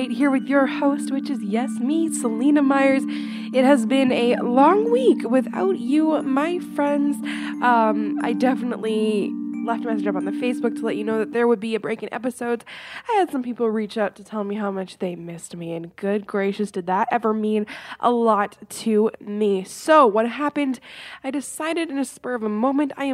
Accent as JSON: {"language": "English", "country": "Canada", "said": "I am from Canada"}